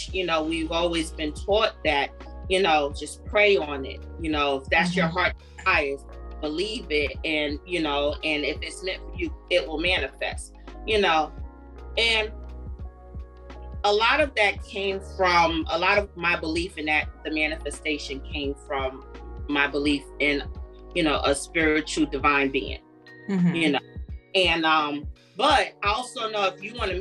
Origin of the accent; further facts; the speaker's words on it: New York, United States; I grew up in New York